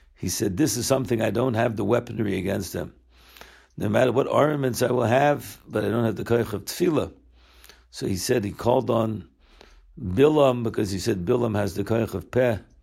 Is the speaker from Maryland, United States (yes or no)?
yes; Baltimore, Maryland, United States; now in Israel; I grew up here in Baltimore